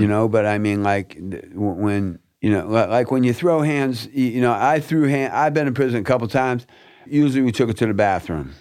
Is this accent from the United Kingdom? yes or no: no; Fort Lauderdale, Florida, United States; I was born and raised in River Oaks